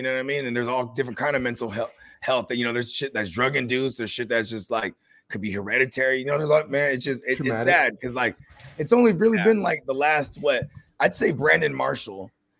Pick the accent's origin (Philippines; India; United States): Philippines; And it's how you know I'm Filipino, bro.